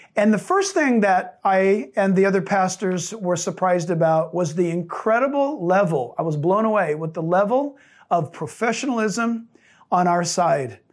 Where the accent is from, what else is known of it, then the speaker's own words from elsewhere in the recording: San Diego, California, United States; I was born in San Diego.